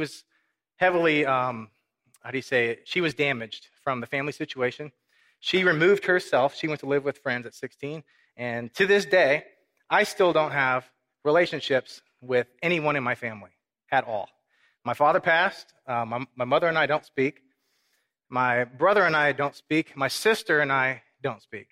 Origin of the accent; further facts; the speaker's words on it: Corpus Christi, Texas, United States; also born or lived in Minnesota / Mexico; I was raised in Corpus Christi.